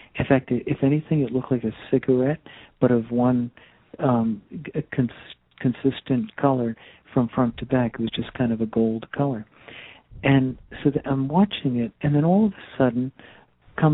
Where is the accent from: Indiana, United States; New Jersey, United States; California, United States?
New Jersey, United States; Teaneck; I come from New Jersey, northern New Jersey, a little town called Teaneck